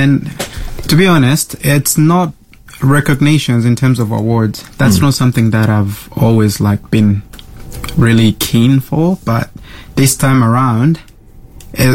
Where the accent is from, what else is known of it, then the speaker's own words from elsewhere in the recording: DR Congo; English is a second language; moved away; I'm from the Democratic Republic of Congo, so that's central of Africa, where there is a lot of political issues.